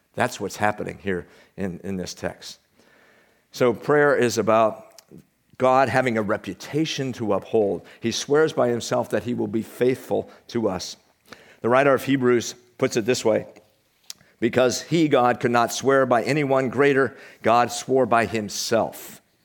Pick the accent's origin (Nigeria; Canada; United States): United States; We're from the United States